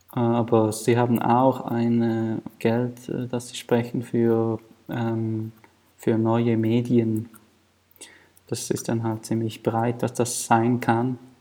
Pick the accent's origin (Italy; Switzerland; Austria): Switzerland; Thurgau; ich bin in Thurgau aufgewachsen. Das ist neben der Bodensee.